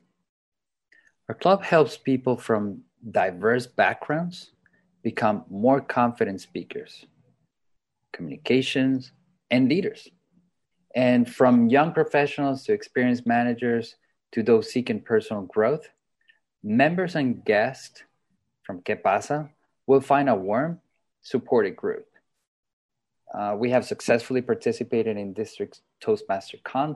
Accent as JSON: {"language": "English", "country": "Colombia", "said": "I am from Colombia"}